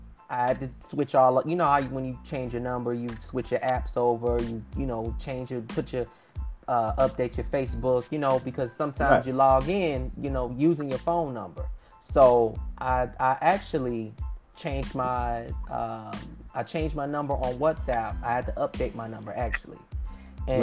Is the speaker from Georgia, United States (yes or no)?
no; Miami, Florida, United States; I'm from the 305